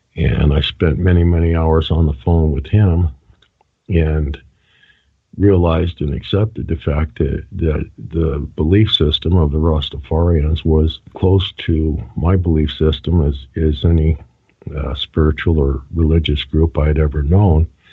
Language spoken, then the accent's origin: English; Reno, Nevada, United States; moved away as an adult; also born or lived in La Harpe, Illinois / Texas / Colorado; I pretty much grew up in in Nevada